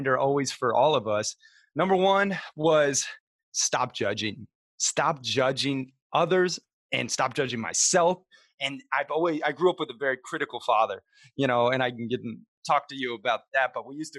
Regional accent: Montana, United States; also born or lived in Sarasota, Florida; I grew up half in Montana playing cowboy, you know, fishing, hunting, camping every chance I could, and then half in Sarasota, Florida, surf and skate and being a little, you know, beach bum

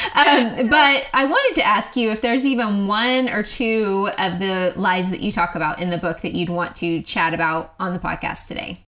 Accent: Oklahoma, United States; moved away as an adult; now in Texas, United States; I am from Oklahoma, but I have lived in Texas for a long time now, I guess 11 years

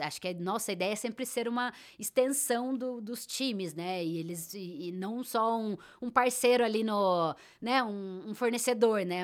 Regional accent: Brazil; você tá no Brasil e é assim que a gente fala, esse é o nosso sotaque

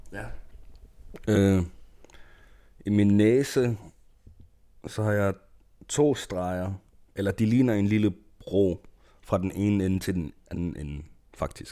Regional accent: Greenland; Danish is a second language; now in Odense, Denmark; som en grønlænder

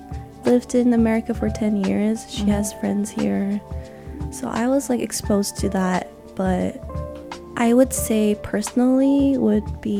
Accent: Tokyo, Japan; born there; Misinformation, but I was born in Japan, Tokyo.

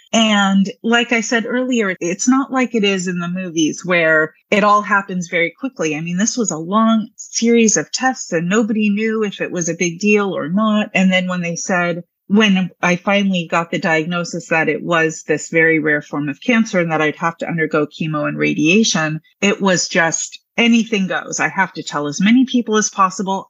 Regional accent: Anchorage, Alaska, United States; now in Alexandria, United States; I'm from Anchorage, Alaska, and I'm part Tlingit Indian

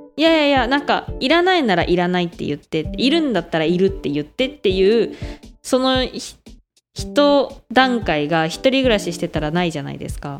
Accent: Hokkaido, Japan; moved away as an adult; now in Taiwan; 北海道から来た

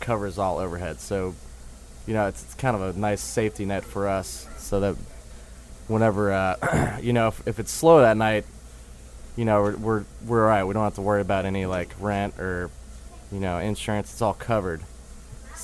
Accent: New Orleans, Louisiana, United States; moved away as an adult; also born or lived in Tuscaloosa, Alabama / Vail, Colorado; I'm born and raised here. I guess I'm, like, yeah. Born and raised in New Orleans

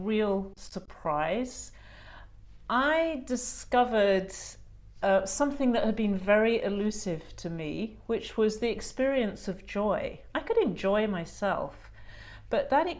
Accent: England, United Kingdom; also born or lived in New Zealand; now in Australia; I grew up in a classic English middle class home

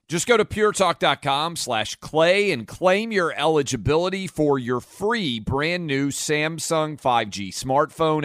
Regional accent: Tennessee, United States; my home state of Tennessee

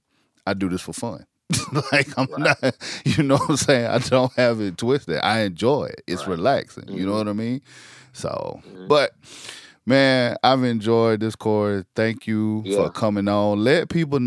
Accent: South Carolina, United States; I grew up in South Carolina, you know, grew up in the country

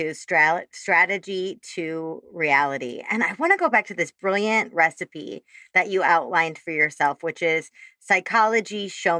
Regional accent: Chicago, Illinois, United States; accent: Midwestern Chicago; There's my Midwestern Chicago accent just came out too. Fabulous. This fabulous place in Chicago.

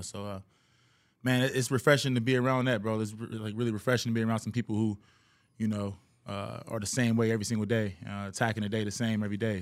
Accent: Cincinnati, Ohio, United States; also born or lived in Kentucky; now in Houston, United States; originally, I'm from Cincinnati

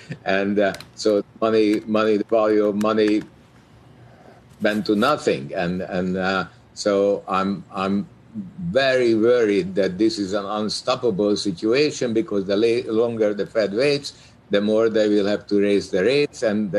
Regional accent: Hungary; moved away; my childhood growing up in Hungary

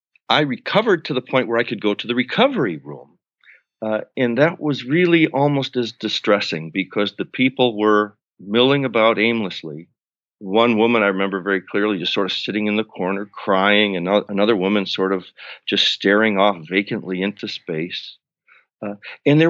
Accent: Buffalo, New York, United States; I'm from Buffalo, New York, middle-class family

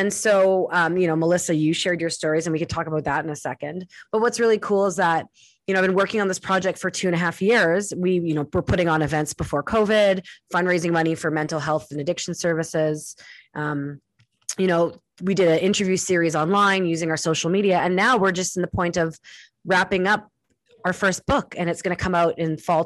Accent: Winnipeg, Manitoba, Canada; moved away; going back to my hometown in Winnipeg

